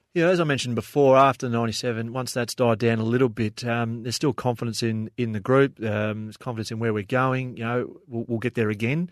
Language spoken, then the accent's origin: English; Frankston, Victoria, Australia; I grew up in Frankston